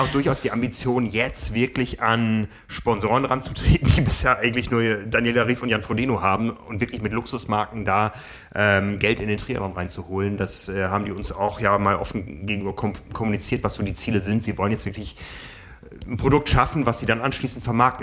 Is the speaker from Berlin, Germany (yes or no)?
no; Hamburg, Germany; Wir wissen ja hier als Hamburger